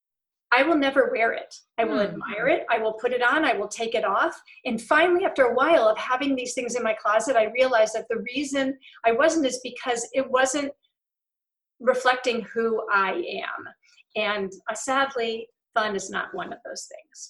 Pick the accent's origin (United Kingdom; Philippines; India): United Kingdom; England; I'm also English.